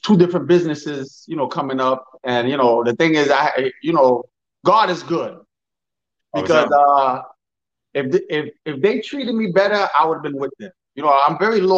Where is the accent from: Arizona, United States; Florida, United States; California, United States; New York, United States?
New York, United States; New York City; I'm from Brooklyn, New York. I've been living here.